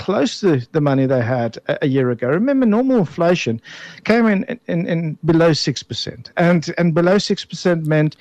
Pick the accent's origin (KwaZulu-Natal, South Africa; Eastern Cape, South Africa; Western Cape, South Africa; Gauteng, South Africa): Western Cape, South Africa; Bellville; I'm the boy from Belleville